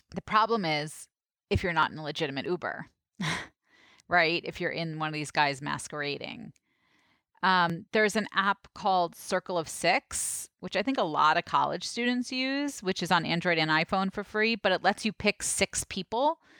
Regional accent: New York City, New York, United States; growing up in Brooklyn

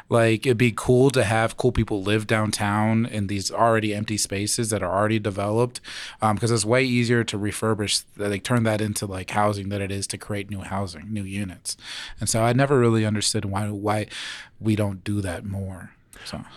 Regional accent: Phoenix, Arizona, United States; moved away; I'm from Phoenix

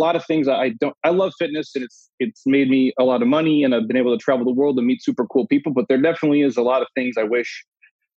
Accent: Minnesota, United States; moved away; I'm from the Midwest originally, Minnesota, born and raised.

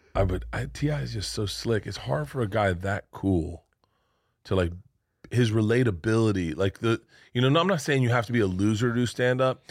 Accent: Florida, United States; moved away; also born or lived in New York

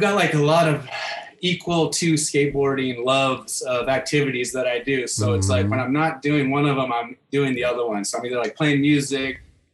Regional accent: Vacaville, California, United States; I'm from Vacaville, and Vacaville got hit pretty hard. And my parents actually built the house that I was born

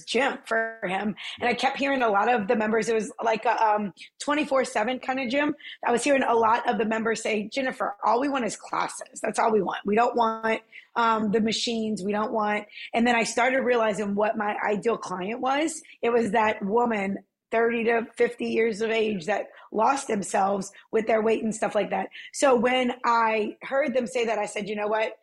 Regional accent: New Orleans, Louisiana, United States; I'm originally from the West Bank side of it, of New Orleans

